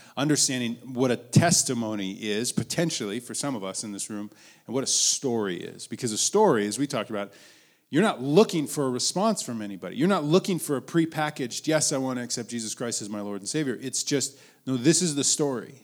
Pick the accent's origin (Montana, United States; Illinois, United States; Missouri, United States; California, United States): Montana, United States; Billings; I was born in Billings, Montana